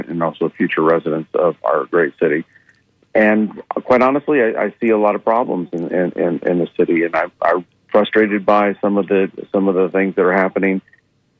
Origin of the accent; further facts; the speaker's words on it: Central Florida, United States; I'm a Floridian. I grew up in Central Florida.